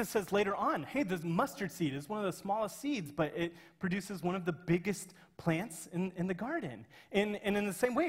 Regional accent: Kansas, United States; I'm from Kansas, and it's our state flower

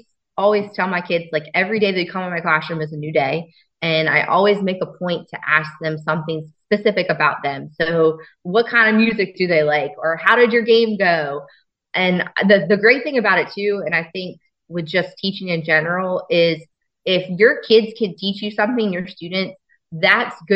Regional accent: Woodbridge School District, Delaware, United States; I grew up in the Woodbridge School District. So that was home for me

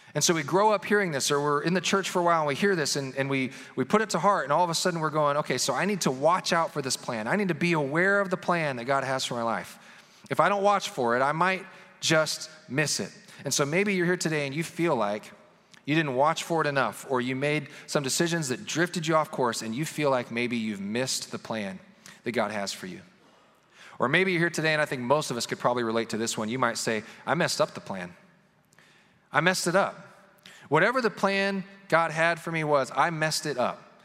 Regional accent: Kansas City, Missouri, United States; We grew up in the Kansas City area in northwest Missouri

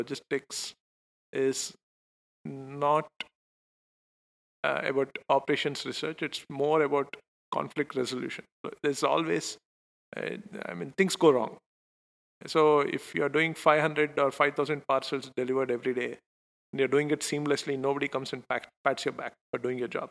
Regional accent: Bangalore, Karnataka, India; I'm Indian, so it was like natural for me to just go back home. And I'm very fortunate to be from Bangalore

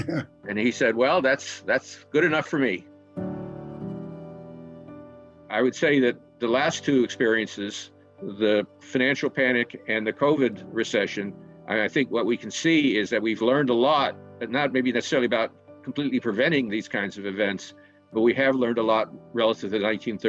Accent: Dillon, South Carolina, United States; moved away; also born or lived in Augusta, Georgia; I was born in Augusta, Georgia, but I was raised in a small town in South Carolina called Dillon. Some people might know the south of the border, which is a tourist trap on I-95, so just a couple of miles away from there. It's a small place and mostly agricultural

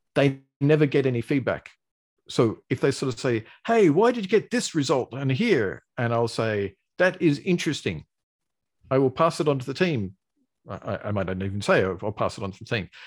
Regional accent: Australia; accent: Australian; I've got an Australian accent. I'm Australian

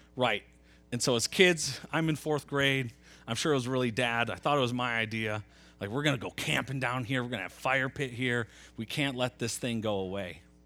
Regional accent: Metro Grand Rapids, Nashville, Michigan, United States; I was in fourth grade. We moved from Metro Grand Rapids

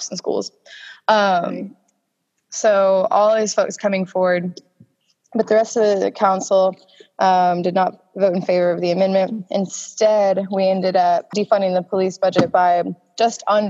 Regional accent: Tulsa, Oklahoma, United States; moved away; I was born in Tulsa on Easter in 1994, April 3rd

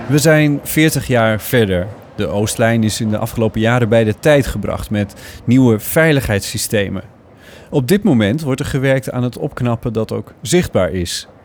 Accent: Amsterdam, North Holland, Netherlands; als Amsterdammer

